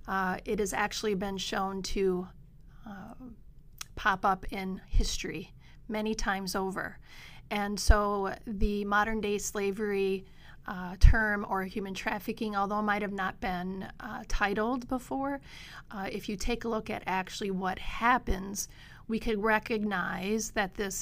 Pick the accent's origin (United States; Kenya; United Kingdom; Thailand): United States; Painesdale, Michigan; also born or lived in L'Anse, Michigan; I was born in Launce, raised in Painesdale. I'm a copper miner daughter